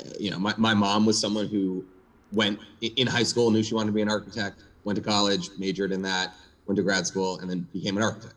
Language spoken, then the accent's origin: English; New York City, New York, United States; I grew up in New York City. Born and bred New York City guy. Live here now.